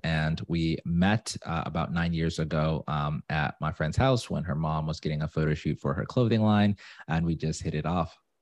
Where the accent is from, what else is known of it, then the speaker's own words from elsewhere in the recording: Zimbabwe; now in Atlanta, United States; I'm from Zimbabwe, but I live in Atlanta.